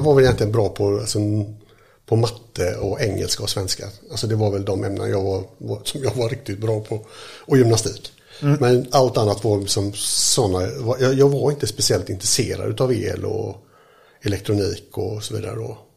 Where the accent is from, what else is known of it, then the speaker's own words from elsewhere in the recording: Mölndal, Västra Götaland, Sweden; jag är uppväxt här i Mölndal